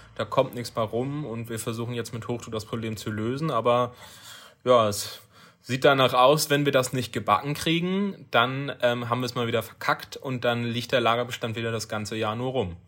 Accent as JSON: {"language": "German", "country": "Germany", "said": "bei uns in Deutschland"}